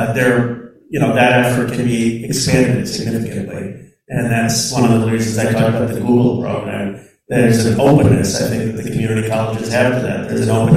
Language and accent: English; Bucks County, Pennsylvania, United States; also born or lived in Philadelphia; I grew up in Bucks County, Pennsylvania, and it was a 95% white community